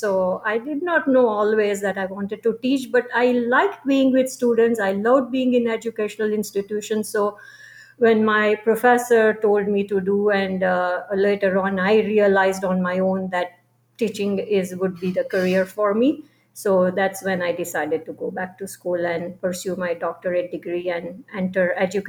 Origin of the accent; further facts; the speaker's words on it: India; moved away as an adult; also born or lived in Chicago, United States; now in United States; Okay, I was born and raised in India